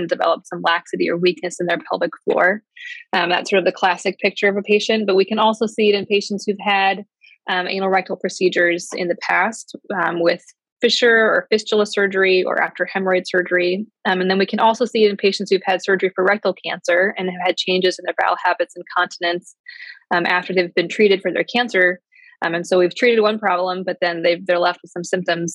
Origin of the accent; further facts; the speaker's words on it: Chicagoland area, Illinois, United States; moved away as an adult; also born or lived in Ohio / Atlanta, Georgia / Wisconsin; now in Cleveland, United States; I'm mostly from the outside of the Chicagoland area.